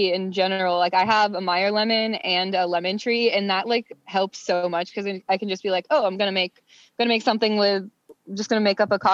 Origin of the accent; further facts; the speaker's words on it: Florida, United States; moved away as an adult; now in Los Angeles, United States; I'm from Florida. But I've been out here for 6 years now this month